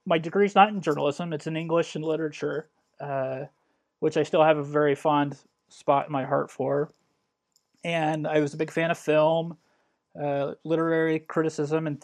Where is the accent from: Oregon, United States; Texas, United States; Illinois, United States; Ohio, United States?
Illinois, United States; I grew up in Illinois, central and southern.